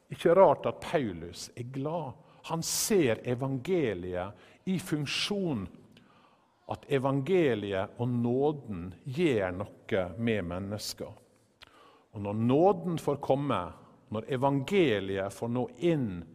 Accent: Western Norway, Norway; Vi er jo begge fra Vestlandet

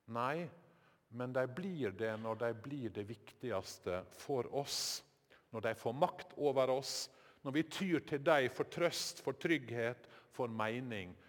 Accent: Sykkylven, Møre og Romsdal, Norway; Sykkylven, der heimbygda mi var en del av eh, Sjøholt prestegjeld

